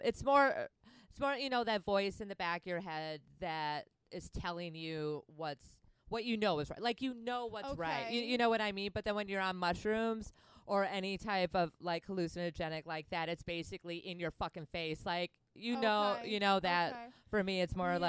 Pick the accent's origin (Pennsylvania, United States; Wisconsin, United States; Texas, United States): Wisconsin, United States; I'm from Wisconsin